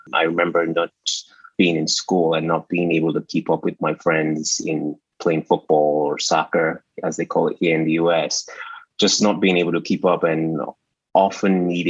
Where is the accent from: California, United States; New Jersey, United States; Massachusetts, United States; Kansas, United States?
New Jersey, United States; moved away as an adult; also born or lived in Washington, D.C. / Nigeria (ancestry); now in Atlanta, United States; we actually used to live in New Jersey, where I grew up. I am of Nigerian descent, but I was born in Washington, D.C., and then eventually I ended up in New Jersey